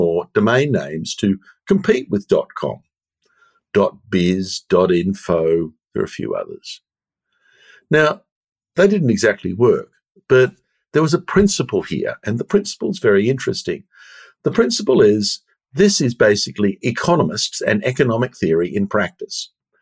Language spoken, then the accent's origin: English; Australia; I'm Australian